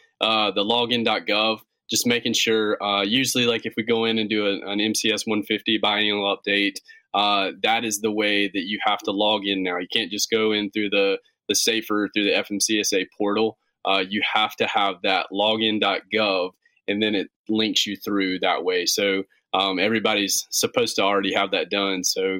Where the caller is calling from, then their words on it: Gastonia, North Carolina, United States; Right in North Carolina. We're in a little town called Gastonia, North Carolina. It's just about 25 minutes west of Charlotte.